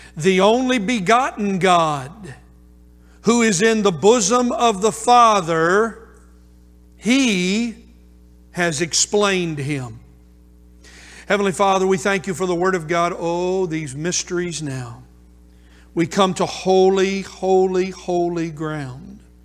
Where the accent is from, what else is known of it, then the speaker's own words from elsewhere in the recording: United States; American Christians